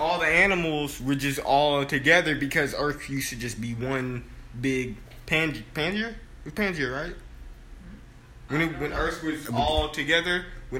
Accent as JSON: {"language": "English", "country": "United States", "tie": "born or raised there", "said": "I was raised in the United States of America and you get a certain accent."}